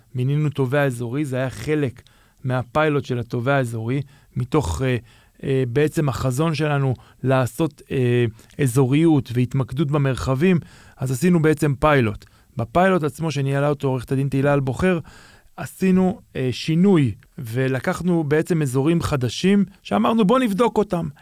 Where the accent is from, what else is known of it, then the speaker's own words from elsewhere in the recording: Jerusalem, Jerusalem District, Israel; נולדתי בשוק, מה שנקרא, גדלתי בשוק, ההורים שלי היה להם חנות בשוק